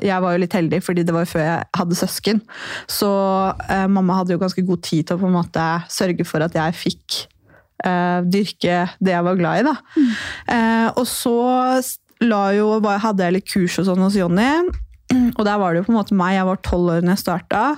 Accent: Porsgrunn, Telemark, Norway; Og vi to vi er jo fra samme sted. Ja. Vi er fra Porsgrunn.

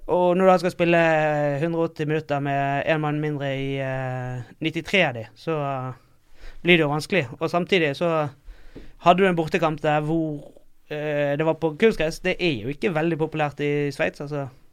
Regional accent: Bergen, Vestland, Norway; moved away as an adult; now in Oslo, Norway; jeg kommer fra Bergen. Uh, og har vel ja, bor her i Oslo nå et par år.

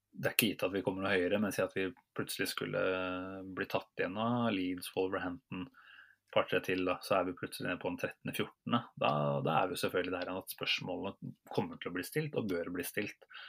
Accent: Norway; selv som nordmenn

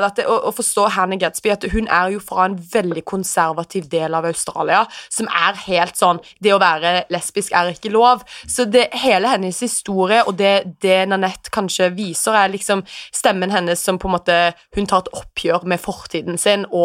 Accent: Houston, Texas, United States; also born or lived in England; Ja, jeg, jeg er amerikaner. Jeg ble født i Houston, Texas.

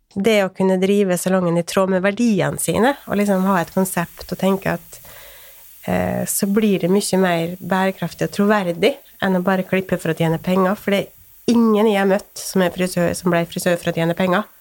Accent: Åndalsnes, Møre og Romsdal, Norway; now in Sørlandet, Norway; Jeg er opprinnelig fra Åndalsnes

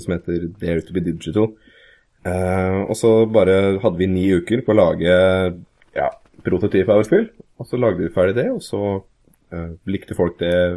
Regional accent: Kongsvinger, Innlandet, Norway; also born or lived in Scotland; now in Hamar, Norway; Jeg vokste opp på Kongsvinger, vokste opp der fram til jeg var 19

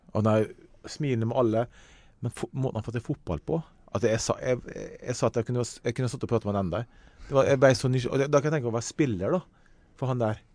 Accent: Ålesund, Møre og Romsdal, Norway; Jeg kommer fra Hessa i Ålesund

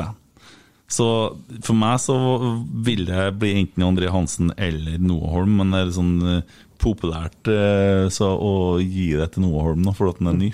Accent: Bjugn, Trøndelag, Norway; Jeg sier Kotteng fordi jeg er fra Bjugn, og der er vi Kottengvatnet

